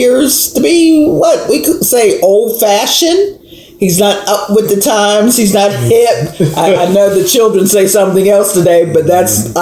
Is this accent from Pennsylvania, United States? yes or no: yes; Pittsburgh, Pennsylvania, United States; growing up in Hazelwood in Pittsburgh, Pennsylvania